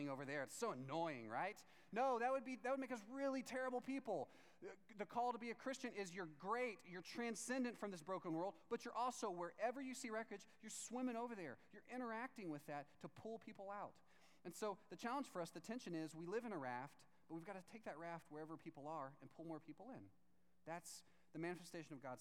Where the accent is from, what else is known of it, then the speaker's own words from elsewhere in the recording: Texas, United States; I'm from Texas